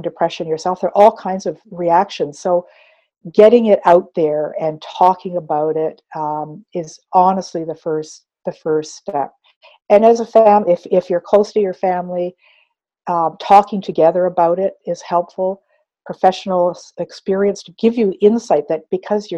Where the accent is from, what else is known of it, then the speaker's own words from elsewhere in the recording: Fort Erie, Ontario, Canada; also born or lived in Six Nations of the Grand River, Ontario; being the only Indian family, or as we say today, Indigenous family in Fort Erie, Ontario